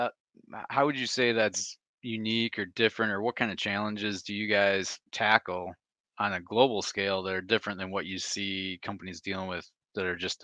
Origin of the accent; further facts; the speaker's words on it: Michigan, United States; I'm from Michigan